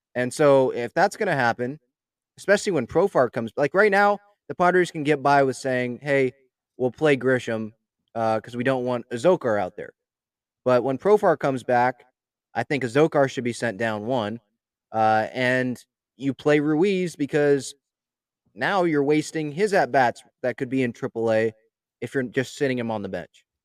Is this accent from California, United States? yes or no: yes; San Diego, California, United States; I was born in San Diego